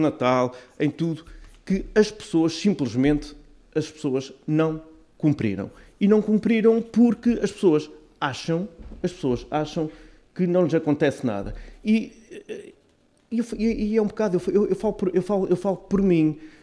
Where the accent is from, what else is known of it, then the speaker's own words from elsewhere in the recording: Azores, Portugal; nós, como açorianos e autonomistas